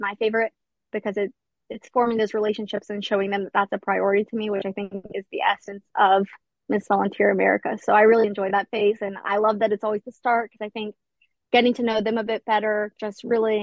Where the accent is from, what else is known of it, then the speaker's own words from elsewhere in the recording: Appalachian Ohio, United States; also born or lived in Edinburgh, Scotland; I'm actually from Appalachia, Ohio, which is a very impoverished community. I actually grew up in the same town as Joey Burrow